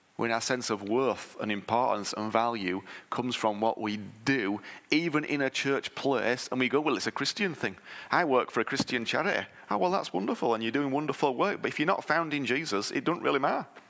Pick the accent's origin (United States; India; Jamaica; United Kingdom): United Kingdom; I'm British